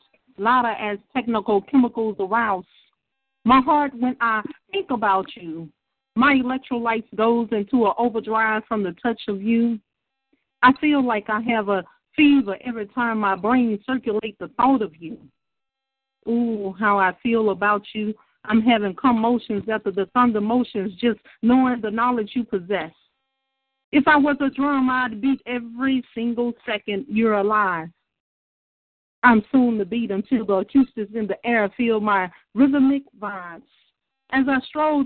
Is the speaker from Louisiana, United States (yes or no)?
yes; Shreveport, Louisiana, United States; I'm from Shreveport, Louisiana, the dirty, dirty south.